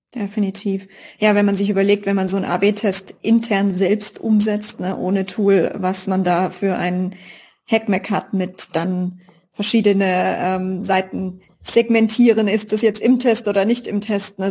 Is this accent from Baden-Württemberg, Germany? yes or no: yes; Karlsruhe, Baden-Württemberg, Germany; als Karlsruher